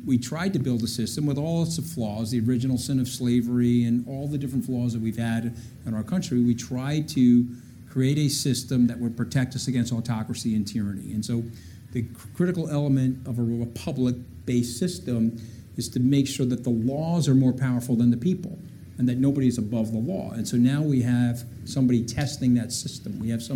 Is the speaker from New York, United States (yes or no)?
yes; Port Washington, New York, United States; I grew up on Webster Avenue in Port Washington